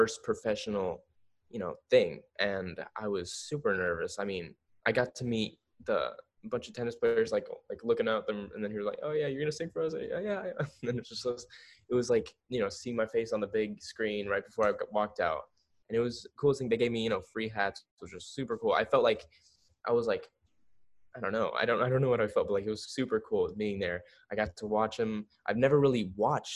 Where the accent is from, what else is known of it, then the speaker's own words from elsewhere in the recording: Pembroke Pines, Florida, United States; growing up in Florida, I was like, you know, always at the beach